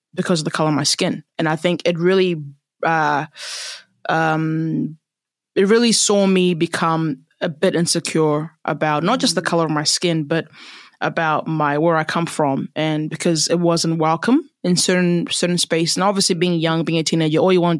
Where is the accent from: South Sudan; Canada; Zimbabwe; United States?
Zimbabwe; now in New Zealand; I am a Zimbabwean and I love my country and I love my culture